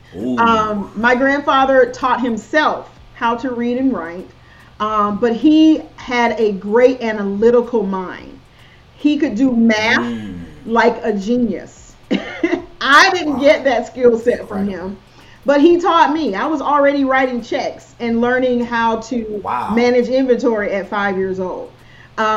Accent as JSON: {"language": "English", "region": "South Georgia", "country": "United States", "accent": "Southern", "said": "I'm from South Georgia, so it's my Southern accent. I have a Southern accent, and I'm okay with it."}